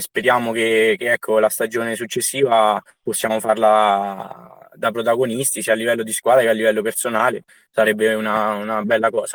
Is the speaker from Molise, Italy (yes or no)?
no; Soriano nel Cimino, Lazio, Italy; moved away; io sono sorianese quindi nel mio paese sono tornato